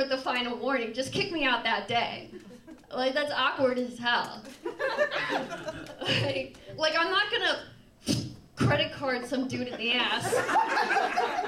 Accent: Naperville, Illinois, United States; I'm from Naperville

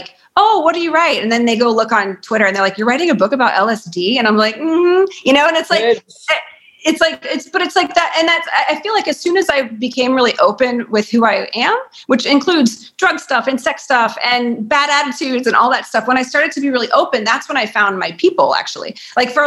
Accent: Lubbock, Texas, United States; also born or lived in Turkey, Texas; I was born in Lubbock.

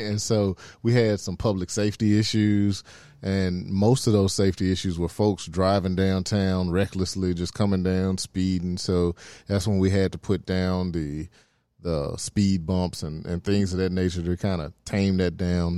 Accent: Memphis, Tennessee, United States; I'm from Oak Haven

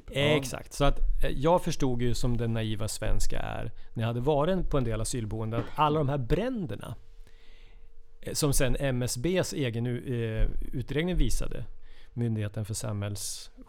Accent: Jämtland, Sweden; Uppe i Jämtland där jag kommer ifrån.

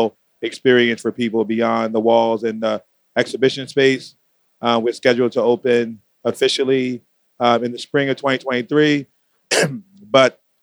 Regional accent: Baltimore, Maryland, United States; now in Brooklyn, United States; I founded in Baltimore City, my hometown.

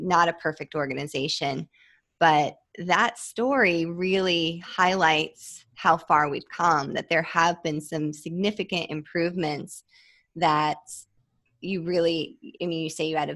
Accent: Midwest, United States; I grew up in the Midwest

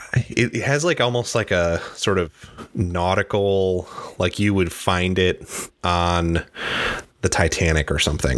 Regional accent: Midwest, United States; now in Seattle, United States; I am from the Midwest

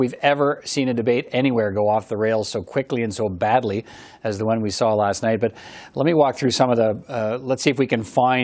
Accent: Canada; as a Canadian

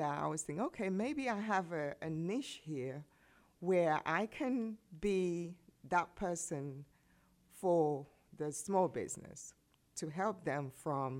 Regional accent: England, United Kingdom; born or raised there; also born or lived in Poughkeepsie, New York; now in United States

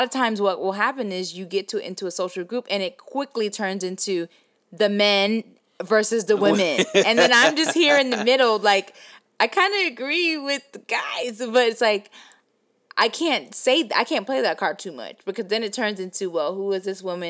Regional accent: the South, United States; accent: Southern; I'm just actually really proud of my Southern accent

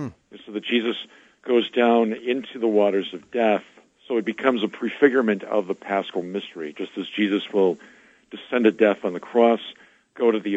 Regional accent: Milwaukee, Wisconsin, United States; moved away as an adult; now in Gary, United States; I'm from Milwaukee, and I was auxiliary bishop there until the end of 14

